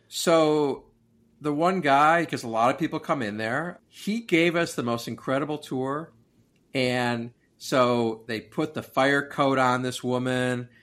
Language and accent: English; Oak Park, Illinois, United States; also born or lived in Chicago, Illinois; we grew up in Oak Park